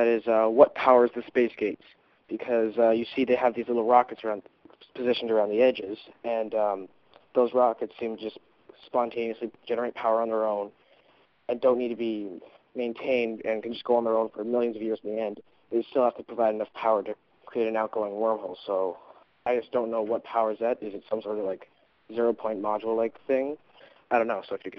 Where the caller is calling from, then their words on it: Ontario, Canada; I'm calling from Ontario, Canada.